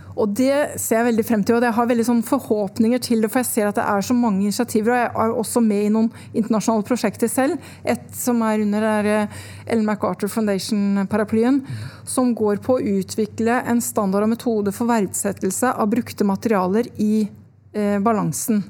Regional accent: Son, Akershus, Norway; Jeg vokste opp i Son utafor Oslo

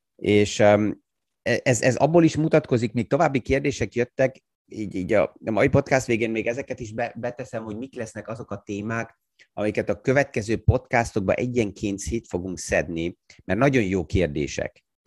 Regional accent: Austria; mint osztrák

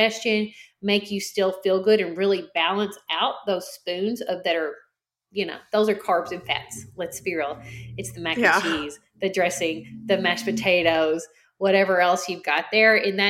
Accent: the South, United States; I'm from the South

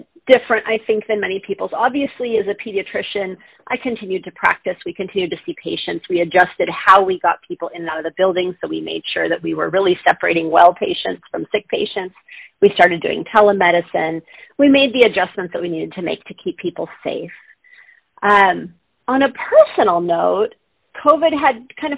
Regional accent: Southern California, United States; I grew up in Southern California.

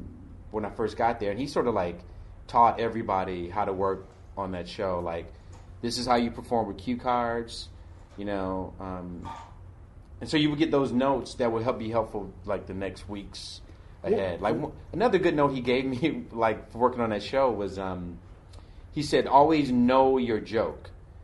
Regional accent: Detroit, Michigan, United States; I'm from Detroit, you know what I mean?

